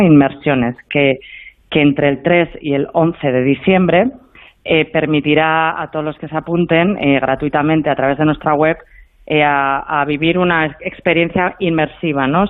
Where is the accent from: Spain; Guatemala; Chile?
Spain; Bilbao, Basque Country; yo soy de Bilbao